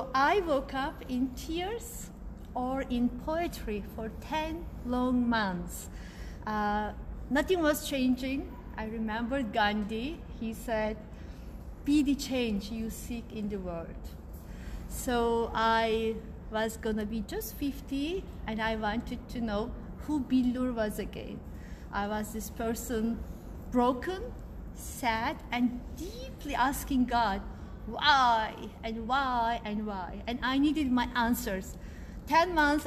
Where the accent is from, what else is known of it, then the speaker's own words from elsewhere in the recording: Istanbul, Turkey; moved away; I was born in Istanbul